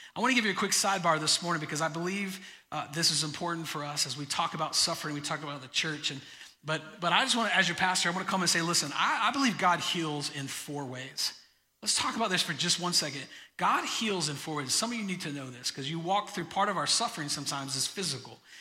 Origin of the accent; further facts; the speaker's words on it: Florida, United States; moved away; I grew up in Florida.